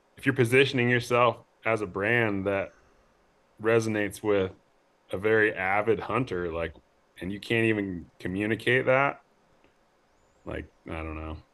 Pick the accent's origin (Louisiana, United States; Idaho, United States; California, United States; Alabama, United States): Idaho, United States; Coeur d'Alene; moved away as an adult; also born or lived in Bozeman, Montana / Missoula, Montana; I grew up in North Idaho, Coeur d'Alene, Post Falls area